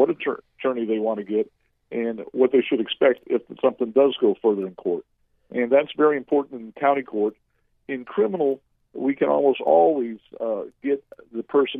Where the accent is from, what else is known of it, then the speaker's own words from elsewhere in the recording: Central Florida, United States; I grew up in the Central Florida area. I went to Boone High School